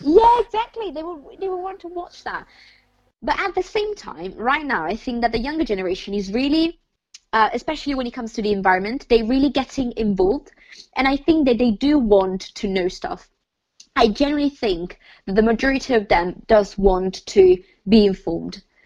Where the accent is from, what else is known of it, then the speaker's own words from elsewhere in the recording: Italy; now in United Kingdom; I come from Italy